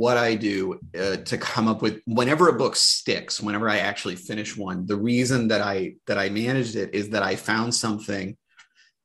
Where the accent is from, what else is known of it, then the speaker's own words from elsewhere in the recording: Indianapolis, Indiana, United States; I grew up essentially in the Arthur Jordan YMCA in Indianapolis, where my mom worked a bajillion hours a week all the time